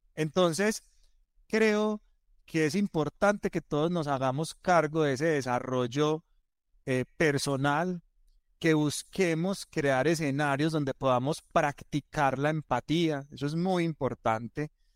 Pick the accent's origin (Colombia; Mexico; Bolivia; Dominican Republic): Colombia; Antioquia; nosotros en Colombia y como buenos paisas le damos más vueltas a las cosas, somos más culebreros